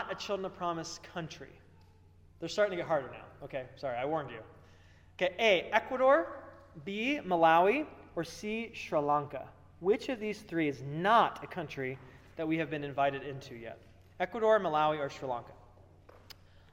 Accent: Dayton, Ohio, United States; I'm from Dayton.

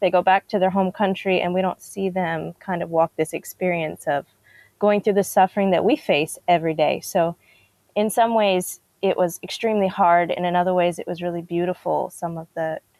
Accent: DR Congo; I grew up in Congo, the Democratic Republic of Congo

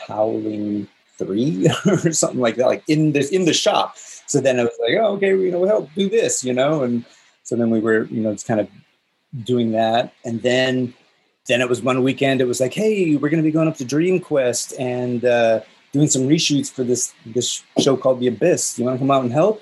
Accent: the Northwest, Pacific Northwest, United States; moved away as an adult; also born or lived in California; I grew up in the Northwest, outside of Seattle and outside of Portland.

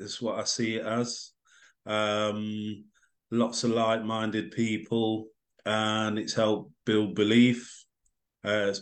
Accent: Derby, East Midlands, United Kingdom; now in Swindon, United Kingdom; from Derby, based in Swindon at the minute

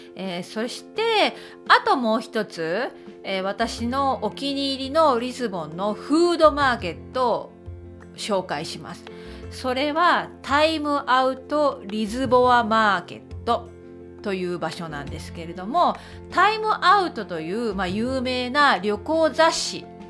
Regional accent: Okayama, Japan; now in Belfast, United Kingdom; 私のふるさと岡山の岡山県の岡山市にも路面電車はあります

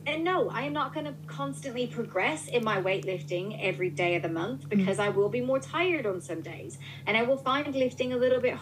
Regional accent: New Orleans, Louisiana, United States; moved away as an adult; now in United Kingdom; I'm from New Orleans. So, like, my grandmother raised me

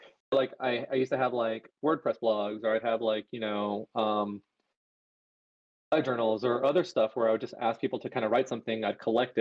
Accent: San Diego, California, United States; also born or lived in Los Angeles; I grew up in San Diego. I live here. I have family here.

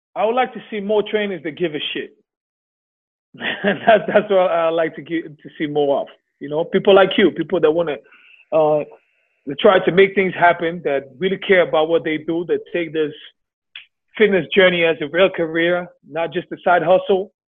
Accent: Switzerland; moved away as an adult; also born or lived in New York; I'm from Switzerland

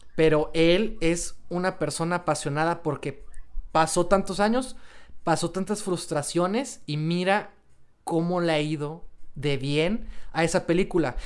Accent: Mexico; nosotros como sociedad mexicana

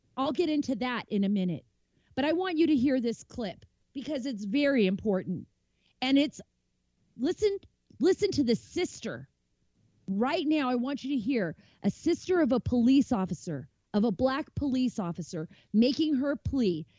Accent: Montclair, California, United States; also born or lived in Saudi Arabia; I grew up in a neighborhood, a neighborhood that was poverty stricken in Montclair, California

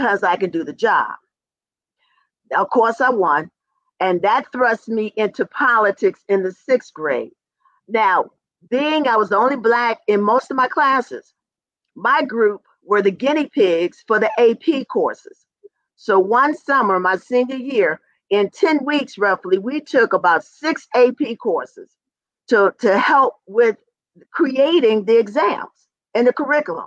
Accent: Lynchburg, Virginia, United States; I grew up in Daniels Hill, and my hill was used to integrate

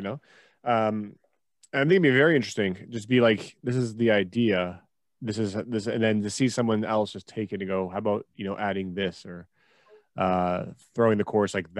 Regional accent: Toronto, Ontario, Canada; I'm from Toronto

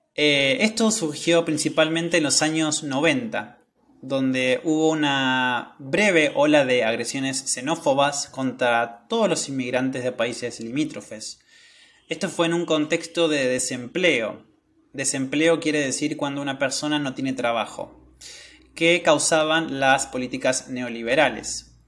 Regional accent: Argentina; yo no nací en Italia, nací en Argentina

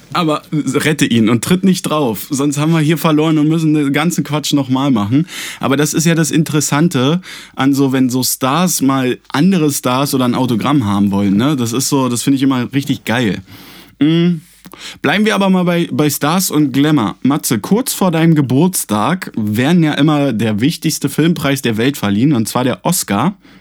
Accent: Germany; wir sind Deutsche

